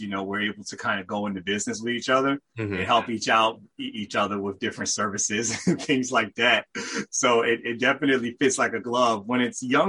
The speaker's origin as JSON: {"language": "English", "town": "Richmond", "region": "Virginia", "country": "United States", "tie": "born or raised there", "said": "I'm from Richmond, Virginia. You know, I grew up there, was born there"}